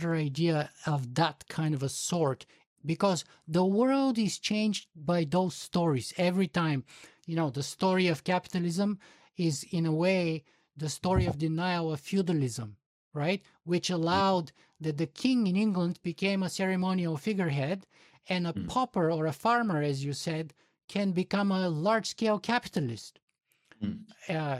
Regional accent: Bulgaria; I'm from Bulgaria

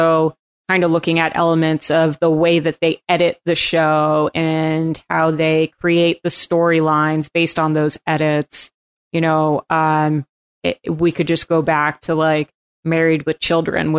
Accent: Cape Cod, Massachusetts, United States; moved away; I'm from Cape Cod

